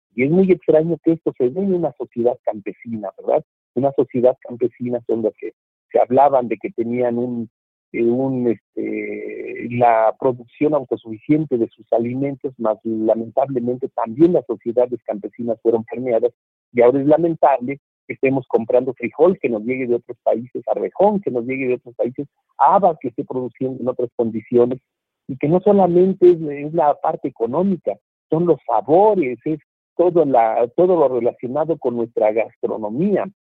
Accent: Mexico; perdamos los mexicanos

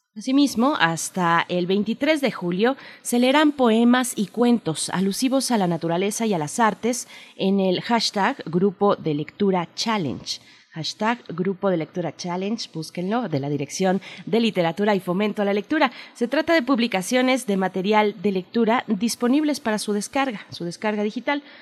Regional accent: Mexico; venimos como sociedad mexicana

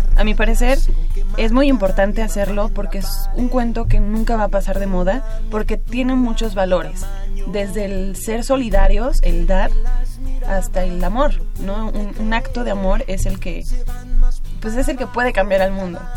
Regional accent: Mexico; nosotros como mexicanos

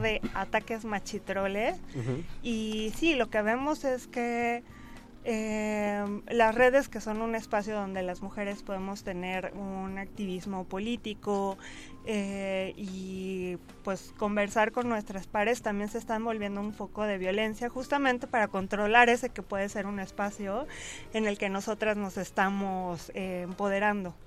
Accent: Mexico

